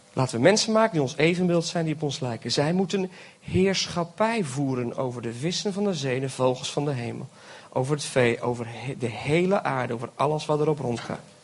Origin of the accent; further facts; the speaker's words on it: Belgium; now in Friesland, Netherlands; Ik ben geboren in België, maar ik heb Nederlandse ouders